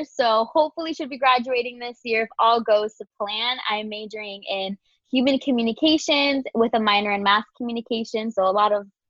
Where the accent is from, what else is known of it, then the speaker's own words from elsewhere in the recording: Queens, New York, United States; now in Orlando, United States; Like she mentioned, I'm from Queens, New York, but my mom's from Dominican Republic and my dad's from El Salvador. So proud Latina over here. Been in Orlando basically forever.